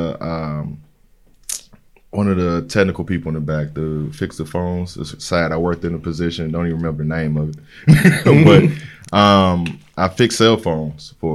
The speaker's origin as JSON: {"language": "English", "town": "Dallas", "region": "Texas", "country": "United States", "moved": "as an adult", "lives_now": "Houston, United States", "said": "I'm originally from Dallas, Texas, and come from a small town in South Dallas, Holland Hills"}